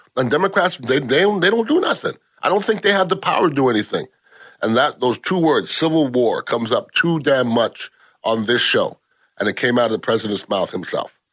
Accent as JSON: {"language": "English", "country": "United States", "said": "As an American"}